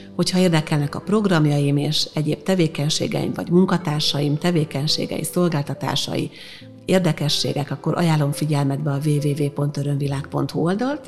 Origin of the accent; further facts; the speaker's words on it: Hungary; én egyébként magyar vagyok.